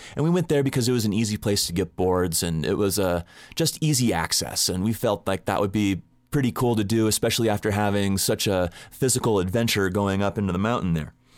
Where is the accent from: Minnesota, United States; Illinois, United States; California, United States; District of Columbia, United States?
California, United States; Southern; I grew up in Southern California and I'm a surfer